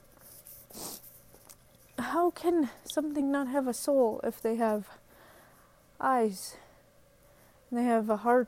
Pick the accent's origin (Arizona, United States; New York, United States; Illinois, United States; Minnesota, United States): Minnesota, United States; as a Minnesotan